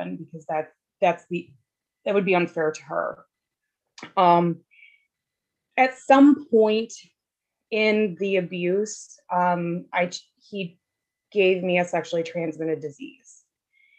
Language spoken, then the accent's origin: English; Wisconsin, United States; I was born and raised in Wisconsin